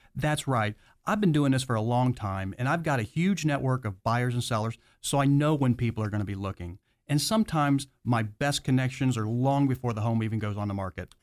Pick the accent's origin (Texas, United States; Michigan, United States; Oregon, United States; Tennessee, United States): Michigan, United States; moved away; I'm originally from Michigan